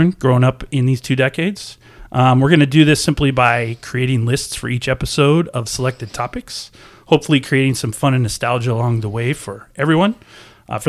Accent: Oregon, United States; Where we grew up in Oregon

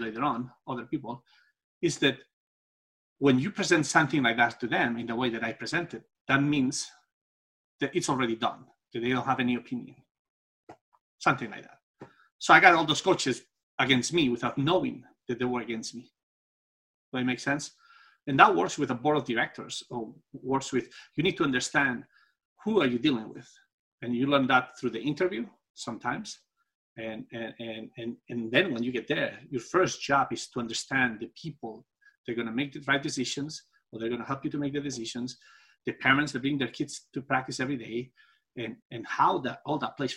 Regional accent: Spain; English is a second language; moved away; also born or lived in Singapore / United States; I'm from Spain

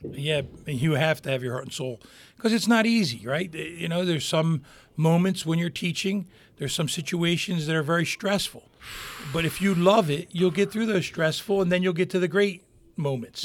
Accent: Hammonton, New Jersey, United States; born and raised in Hamilton, graduated in the same class

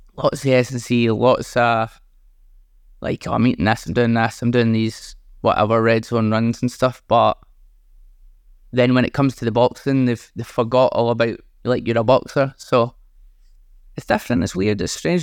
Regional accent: Scotland, United Kingdom; being Scottish.

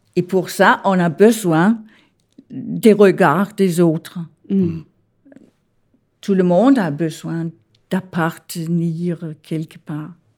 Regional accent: Denmark; French is a second language; moved away as an adult; also born or lived in Copenhagen, Denmark; now in Paris, France; Je suis née au Danemark

